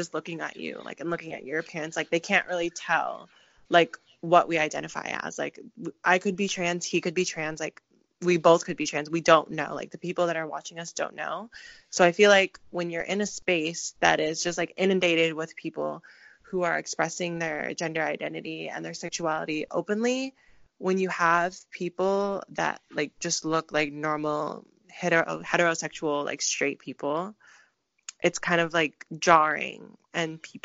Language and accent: English; Philippines; I am Filipino